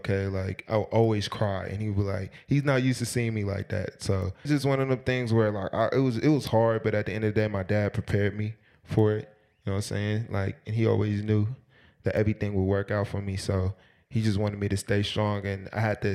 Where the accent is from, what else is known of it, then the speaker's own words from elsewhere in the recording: Oakland, California, United States; moved away; also born or lived in Napa, California; I'm from Oakland, California, East Oakland. Grew up with five brothers, two sisters.